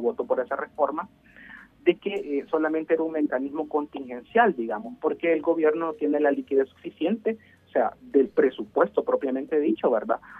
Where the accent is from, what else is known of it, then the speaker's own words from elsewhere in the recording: El Salvador; como salvadoreños y salvadoreños